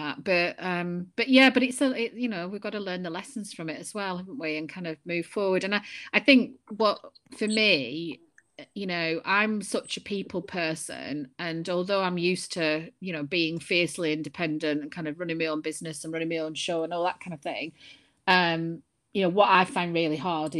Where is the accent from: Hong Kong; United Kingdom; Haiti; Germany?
United Kingdom; Burnley, North West England; accent: Lancashire; moved away as an adult; also born or lived in Chester / London; now in Scotland, United Kingdom; I'm from Lancashire originally, I grew up in Burnley, and then I went to live in Chester.